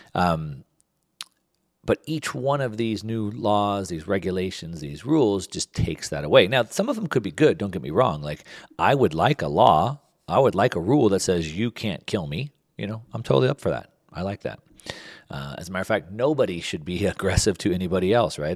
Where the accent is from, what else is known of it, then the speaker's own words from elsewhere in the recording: United States; growing up in the United States